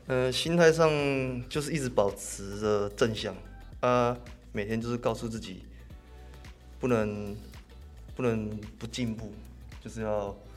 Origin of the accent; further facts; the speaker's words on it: Min'an Elementary School, Xinzhuang, New Taipei, Taiwan; 我就一定要转去那个新北的那个民安国小